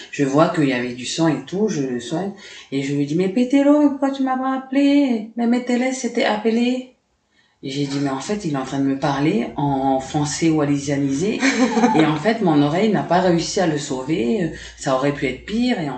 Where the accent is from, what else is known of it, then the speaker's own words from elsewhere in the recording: Lifou, Loyalty Islands Province, New Caledonia; Ok, alors, donc … c'est Watélé en Lifou, parce que je suis originaire de Lifou.